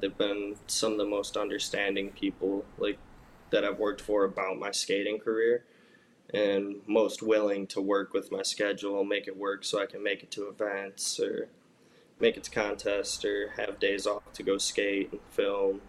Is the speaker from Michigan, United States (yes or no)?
yes; Michigan, United States; moved away; growing up in Michigan